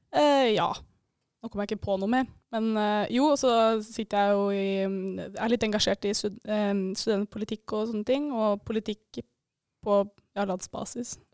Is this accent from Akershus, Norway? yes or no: yes; Eidsvoll, Akershus, Norway; now in Bodø, Norway; Jeg er fra Eidsvoll